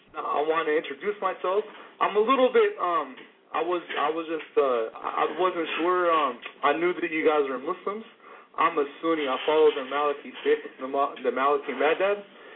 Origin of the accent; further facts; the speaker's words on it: United States; now in Tunisia; I'm an American, but I live in Tunisia.